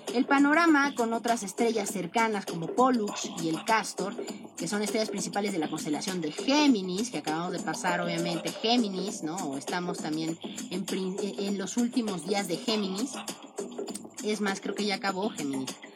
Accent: Mexico; nosotros en México estamos en el hemisferio norte

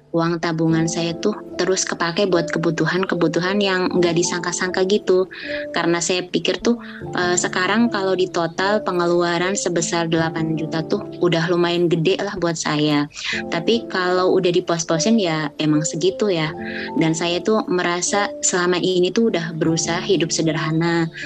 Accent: Java, Indonesia; Lalu uh, buat bikin rumah di Jawa karena saya kan asli Jawa.

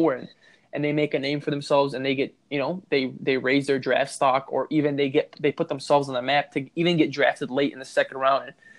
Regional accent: Chicago, Illinois, United States; we're from Chicago

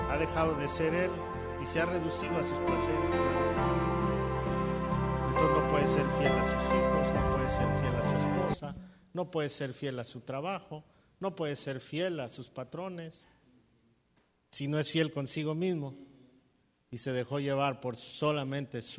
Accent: Bogotá, Colombia; De Bogotá.

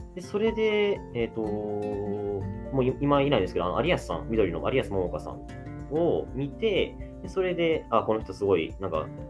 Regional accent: Shizuoka, Japan; あ僕その出身静岡で

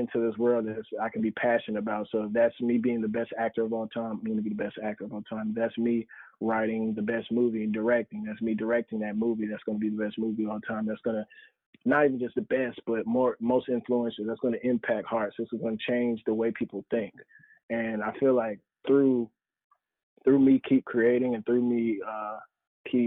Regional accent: North Carolina, United States

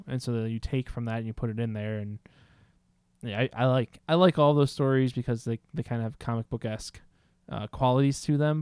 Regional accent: United States; as American society

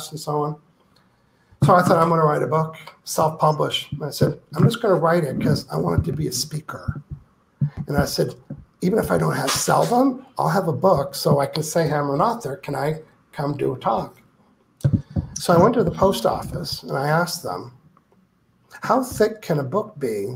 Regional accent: New Brunswick, Canada; I'm from New Brunswick

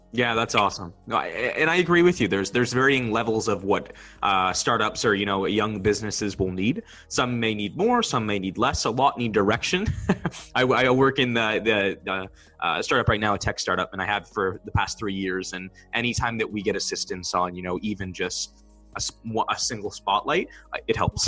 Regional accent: Barrie, Ontario, Canada; I'm from Barrie, Ontario, and it's about an hour from Toronto.

